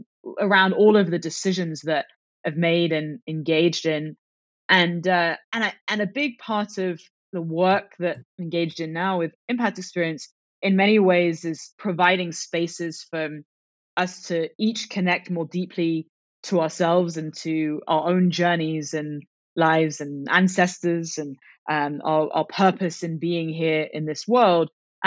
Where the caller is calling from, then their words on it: Oakland, California, United States; I am in Oakland, California.